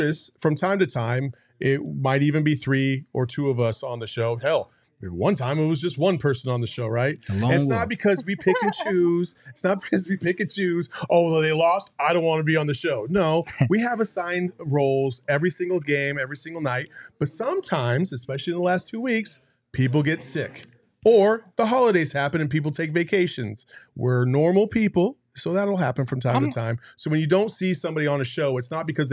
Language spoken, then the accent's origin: English; Tempe, Arizona, United States; also born or lived in Prescott, Arizona / Tucson, Arizona / Wickenburg, Arizona; I was born and raised in Arizona